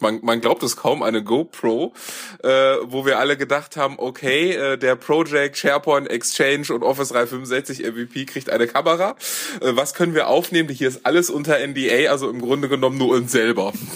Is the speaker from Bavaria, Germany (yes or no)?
no; Düsseldorf, North Rhine-Westphalia, Germany; ich komme ursprünglich aus Düsseldorf